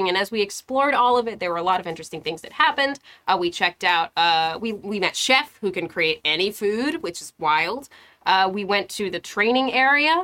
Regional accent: United States; I grew up very near New Jersey.

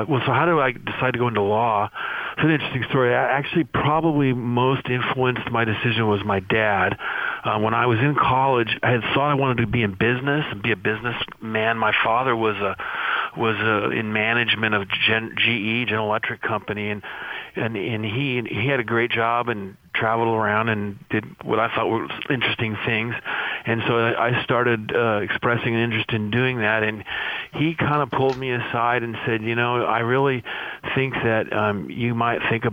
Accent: Santa Barbara, California, United States; also born or lived in Indiana / Los Angeles, California; I grew up in Santa Barbara, California, where I went to high school and grade school and high school

